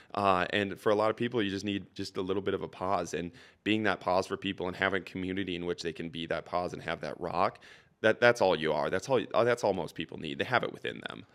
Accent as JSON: {"language": "English", "area": "Saint Cloud area", "region": "Minnesota", "country": "United States", "tie": "born or raised there", "moved": "as an adult", "lives_now": "Saint Paul, United States", "said": "I was back home, uh, in the Saint Cloud area, really, really small town"}